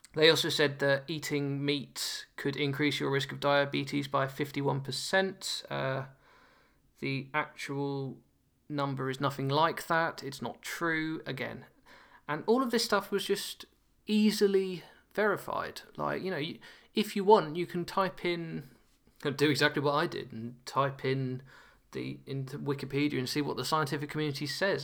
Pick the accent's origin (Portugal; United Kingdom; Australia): United Kingdom; now in Nottingham, United Kingdom; as a Brit